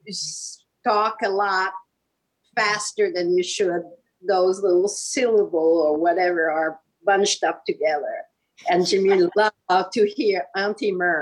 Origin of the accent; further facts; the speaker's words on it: Quebec City, Quebec, Canada; moved away; I was born and raised in Quebec City in Canada.